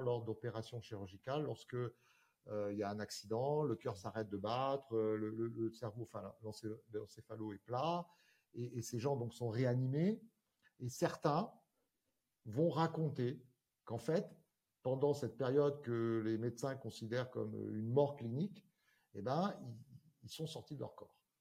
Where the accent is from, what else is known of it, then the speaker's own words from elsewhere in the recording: Corsica, France; rentrer en Corse